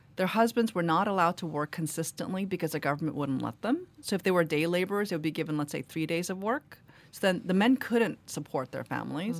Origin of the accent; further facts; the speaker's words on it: New York City, New York, United States; English is a second language; also born or lived in Korea; I grew up in Queens, where there's a lot of Irish Americans.